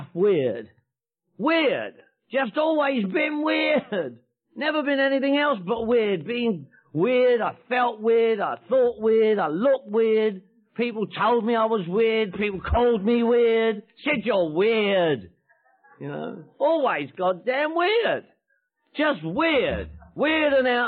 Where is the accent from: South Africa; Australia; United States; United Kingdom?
United Kingdom; London; moved away; I was born in London, England. I'm from Northwest London